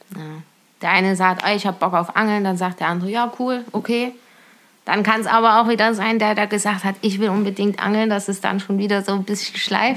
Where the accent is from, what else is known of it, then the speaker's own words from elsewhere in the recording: near the Auma reservoir, Thuringia, Germany; Ja, also ich komme aus Kochwitz, das ist bei Weiler. Aumatalsperre ist vielleicht für manchen ein Begriff. Und ja, da bin ich aufgewachsen.